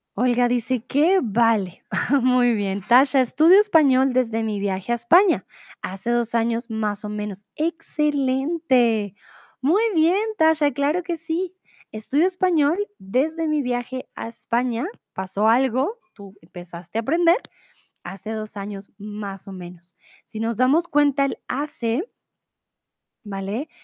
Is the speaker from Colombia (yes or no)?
yes; Colombia; now in Mexico; Soy de Colombia, pero ahora vivo en México.